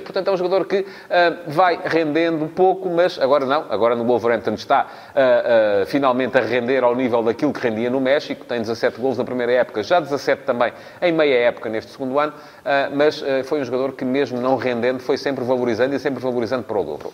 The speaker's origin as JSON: {"language": "Portuguese", "region": "Santarém District", "country": "Portugal", "tie": "born or raised there", "said": "do Cruxense, que é o clube da minha terra, o clube do meu coração"}